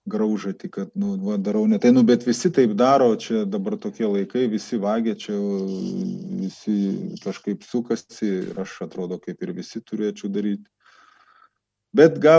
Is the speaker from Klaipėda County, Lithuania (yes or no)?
yes; Klaipėda, Klaipėda County, Lithuania; moved away as an adult; now in Vilnius, Lithuania; aš esu 45 metų, neseniai Vilnietis. Visą savo gyvenimą pragyvenau Klaipėdai, Ostamesti